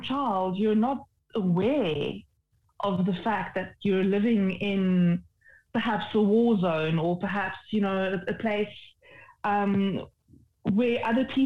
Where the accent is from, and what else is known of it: South Africa; moved away as an adult; now in United Kingdom